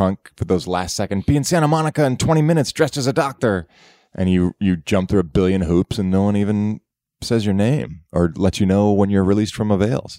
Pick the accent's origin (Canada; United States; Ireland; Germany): Canada; I'm Canadian.